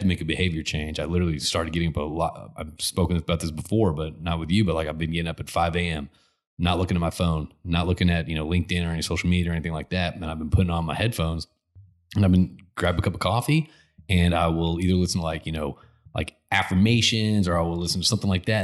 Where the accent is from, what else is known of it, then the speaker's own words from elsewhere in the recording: Connecticut, United States; I grew up in Connecticut